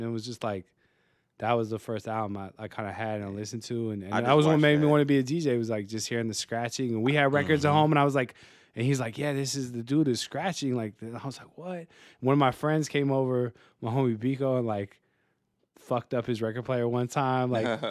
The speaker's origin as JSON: {"language": "English", "town": "San Francisco", "region": "California", "country": "United States", "tie": "born or raised there", "said": "I went to Hoover, even though I grew up in Presidio in the Mission."}